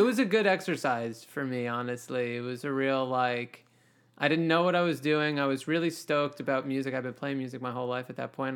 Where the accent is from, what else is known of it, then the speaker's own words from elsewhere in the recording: Mount Kisco, New York, United States; also born or lived in Howard Beach, Queens, New York; I kinda spent my childhood growing up in Westchester in Mount Kisco, Chappaqua, Westchester, New York